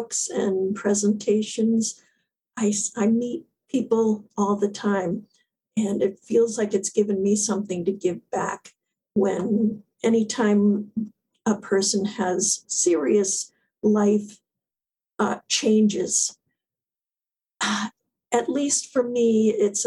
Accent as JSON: {"language": "English", "region": "South Florida", "country": "United States", "tie": "born or raised there", "moved": "as an adult", "lives_now": "New England, United States", "said": "I grew up in South Florida"}